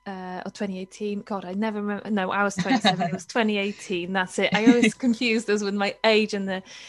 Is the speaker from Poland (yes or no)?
yes; Poland; English is a second language; moved away as an adult; now in Wales, United Kingdom; I think that an important thing for everybody to know will be that I'm Polish. I was born in Poland, so I do apologise for my accent. Then I moved to Wales when I was 19